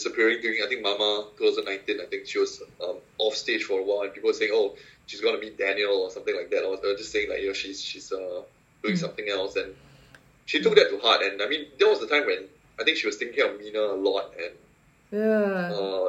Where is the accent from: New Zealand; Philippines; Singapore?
Singapore; I'm from Singapore